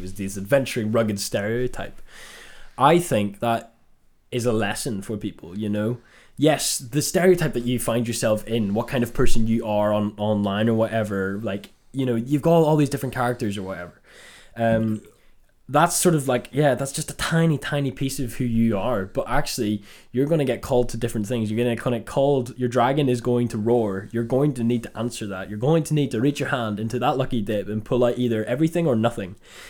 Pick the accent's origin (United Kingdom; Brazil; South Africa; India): United Kingdom; Northern Ireland; We're Northern Irish, and there's a surfer, dude.